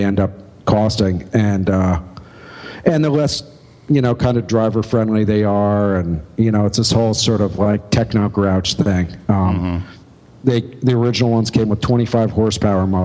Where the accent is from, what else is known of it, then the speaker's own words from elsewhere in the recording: upstate New York, United States; moved away as an adult; now in Philadelphia, United States; I lived in my hometown for the first 25. So I'm more of a Philadelphian than an upstate New Yorker at this point